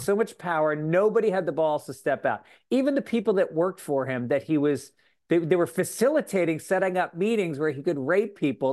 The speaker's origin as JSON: {"language": "English", "town": "Tarrytown", "region": "New York", "country": "United States", "tie": "born or raised there", "said": "I grew up in Tarrytown, New York"}